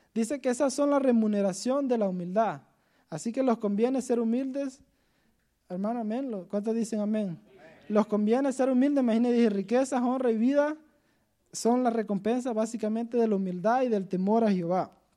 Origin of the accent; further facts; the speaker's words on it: Honduras; moved away as an adult; yo me vine de Honduras